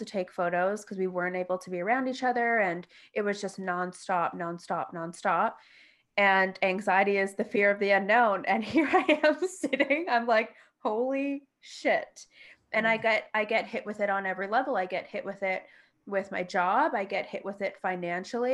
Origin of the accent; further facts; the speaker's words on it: Toronto, Ontario, Canada; moved away; I'm from Toronto